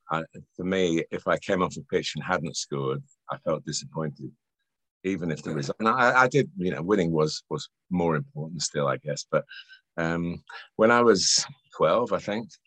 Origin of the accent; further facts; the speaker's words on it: Chester, North West England, United Kingdom; born there; I was born in Chester, although I haven't lived in the Northwest much